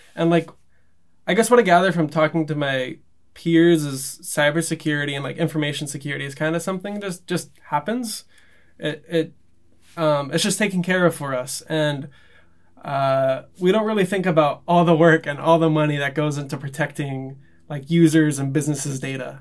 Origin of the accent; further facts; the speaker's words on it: Los Angeles, California, United States; growing up in Los Angeles